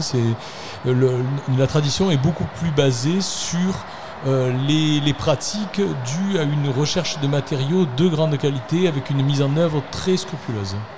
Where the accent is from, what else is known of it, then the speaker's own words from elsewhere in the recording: Arles, Provence-Alpes-Côte d'Azur, France; accent: Arlesian; Quand j'étais enfant, euh, habité en centre-ville d'Arles, j'étais déjà arlésien, vous le reconnaissez à mon accent